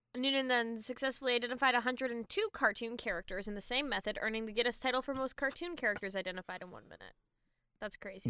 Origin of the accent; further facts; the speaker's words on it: Canada; I'm Canadian